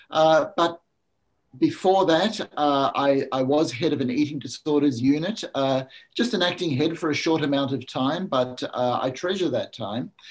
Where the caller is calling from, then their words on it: Sunshine Coast, Queensland, Australia; I'm beaming in from Australia, from a small place called the Sunshine Coast, which is on the east coast, just north of uh, Brisbane.